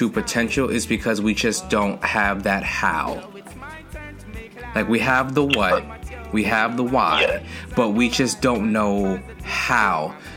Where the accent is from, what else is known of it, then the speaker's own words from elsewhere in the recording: Westmoreland, Jamaica; Westmoreland, Jamaica